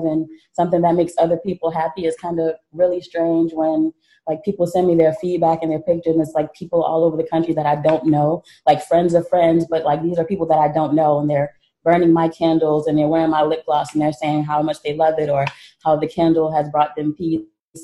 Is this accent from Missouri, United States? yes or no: no; Hartford, Connecticut, United States; moved away; also born or lived in Atlanta, Georgia; I'm originally from Hartford, Connecticut. And then I lived in Atlanta for about 10 years.